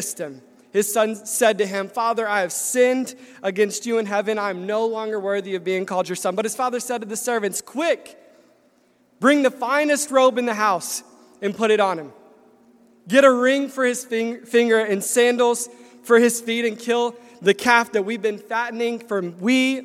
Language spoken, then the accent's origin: English; Nashville, Tennessee, United States; moved away as an adult; I was born and raised in Nashville, Tennessee, and it's a great place